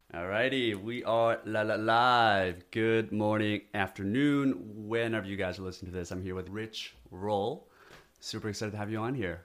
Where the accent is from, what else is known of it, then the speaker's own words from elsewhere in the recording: South Korea; now in United States; I come from South Korea